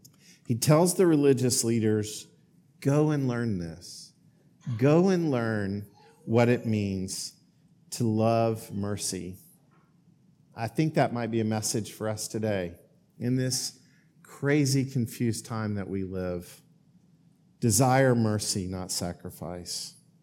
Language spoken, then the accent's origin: English; Oklahoma, United States; now in Greensboro, United States; I have a home in Greensboro. I have the home that I grew up in Oklahoma